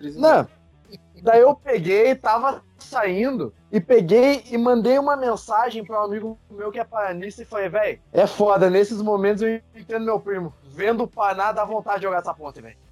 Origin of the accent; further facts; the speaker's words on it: Cafelândia, Paraná, Brazil; eu sou lá de Cafelândia, que é a matriz. Meu avô viu a empresa crescer, conhece todo mundo tem granja lá